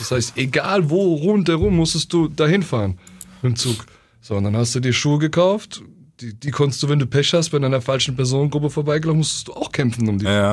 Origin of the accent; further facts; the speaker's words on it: Oberursel, Hesse, Germany; dort, wo ich war, das war so idyllisch. Mhm. Dort in Oberursel, wo ich war.